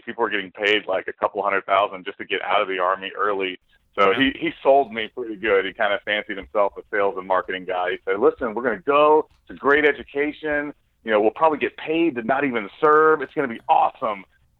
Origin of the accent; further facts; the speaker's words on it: Austin, Texas, United States; You're actually born and raised in Austin, Texas.